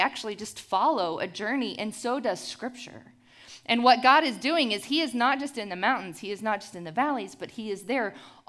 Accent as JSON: {"language": "English", "town": "Houston", "region": "Texas", "country": "United States", "said": "I'm from Houston, Texas, where the humidity ruins my curls, my Mexi-German curls, actually. In Houston, I came to faith in Christ at the age of 16"}